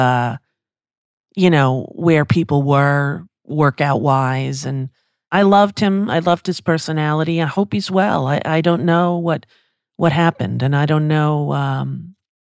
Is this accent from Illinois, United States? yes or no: no; Long Island, New York, United States; a kid from Long Island with access to Broadway and an hour train